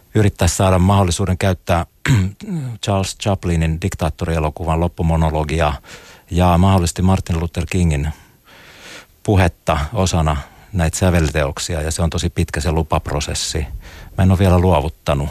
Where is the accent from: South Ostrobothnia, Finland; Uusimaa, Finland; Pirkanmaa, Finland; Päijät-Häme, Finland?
Uusimaa, Finland; Espoo; kasvoin Tapiolassa Espoon musiikkiopiston viitekehyksessä